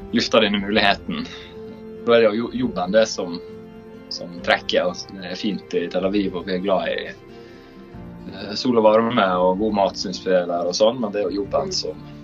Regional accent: Sunnmøre, Møre og Romsdal, Norway

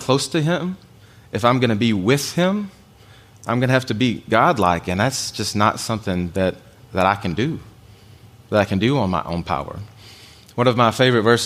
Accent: United States; as an American guy

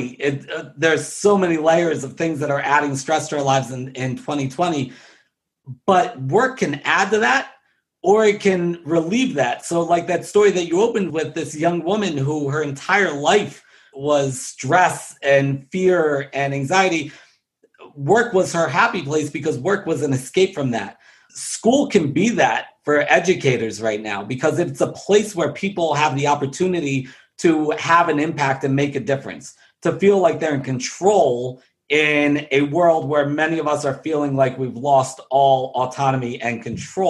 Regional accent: Baltimore, Maryland, United States; born and raised in Baltimore City

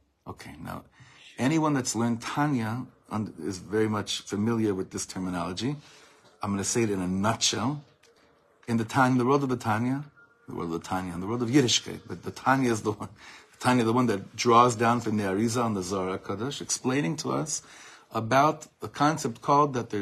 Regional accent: Ra'anana, Central District, Israel; I had a lot of Nogas in my class growing up in Ranana

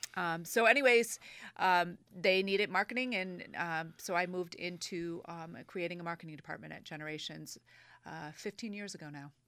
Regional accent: Manchester and Old Saybrook, Connecticut, United States; also born or lived in Boston, Massachusetts; I've lived in Connecticut all my life. I grew up in Manchester and Old Saybrook, Connecticut.

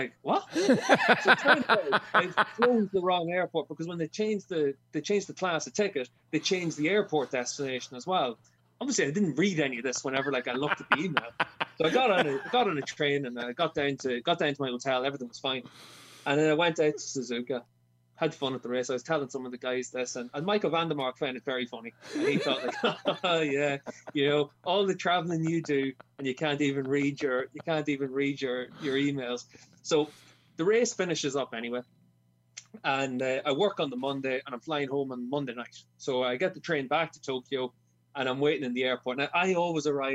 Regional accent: Ireland; as an Irishman

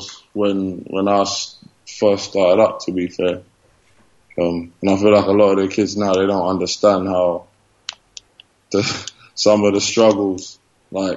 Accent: London, United Kingdom; moved away as an adult; also born or lived in Barnet / Spain / United States; now in Murcia, Spain; I grew up in White Hart Lane, and then when I was like 12, I was like 10, around that age, my parents moved to Barnet

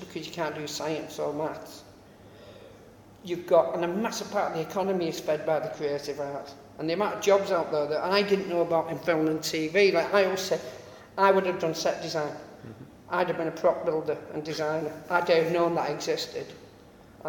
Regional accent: United Kingdom; I live in my hometown

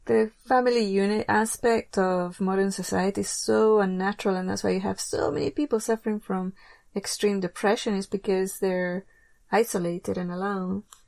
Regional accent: England, United Kingdom; moved away; I grew up in England

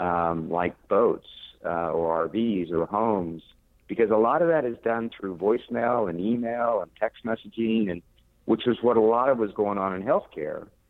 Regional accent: Pauls Valley, Oklahoma, United States; moved away as an adult; also born or lived in Norman, Oklahoma / Texas / New York / Washington D.C.; now in Florida, United States; I grew up in the in the Midwest, uh, okay. Uh, small town in, in Oklahoma, uh, in the United States, called Paul's Valley, uh, Oklahoma

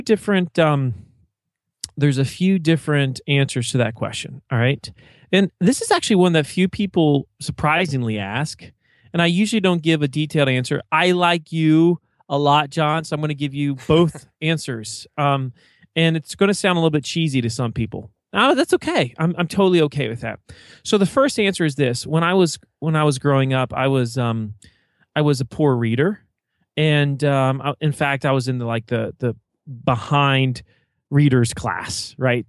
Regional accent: eastern Virginia, United States; accent: Southern twang; I'm from Virginia, and, uh, I would say it's, it's the eastern side of the state. I live right on the Chesapeake Bay, and it's a very rural town

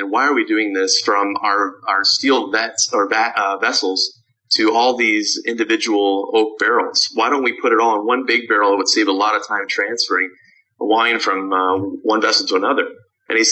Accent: Canada; moved away as an adult; now in Chicago, United States; I grew up in Canada.

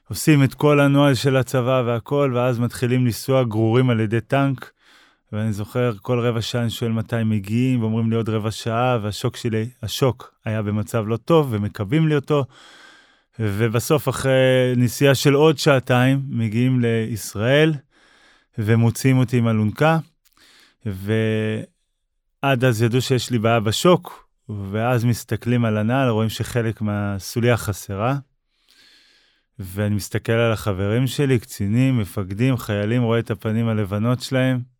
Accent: Kfar Blum, Northern District, Israel; born there; אני נולדתי בכפר בלום, התחלתי לרוץ בגיל 10

